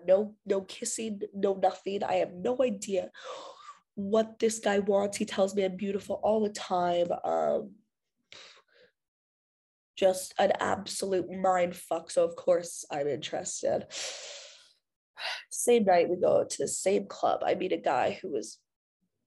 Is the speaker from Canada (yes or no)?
yes; Canada